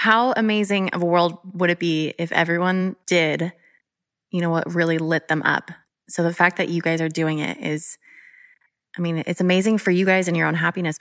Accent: San Diego, California, United States; moved away; I grew up in San Diego and I've lived in big towns

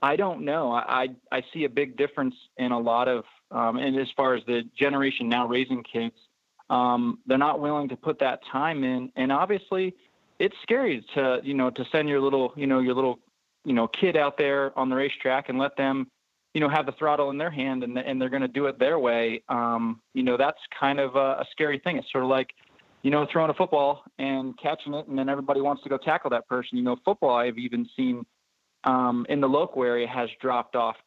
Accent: 30 minutes east of Hershey, Pennsylvania, United States; born or raised there

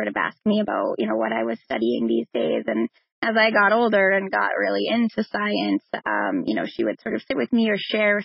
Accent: Braintree, Massachusetts, United States; also born or lived in Cambridge, England; I'm a Boston girl, so I grew up in Braintree, right outside of Boston

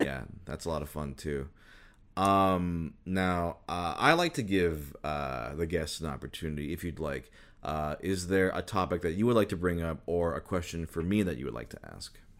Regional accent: Minnesota, United States; moved away; also born or lived in Michigan; I was born in Minnesota, so, like, the Vikings were, like, a huge thing in my school

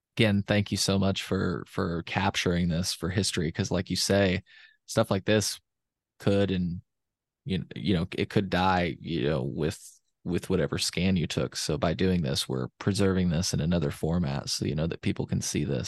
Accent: Champaign, Illinois, United States; I'm from Champaign, but I didn't go to school at the University of Illinois

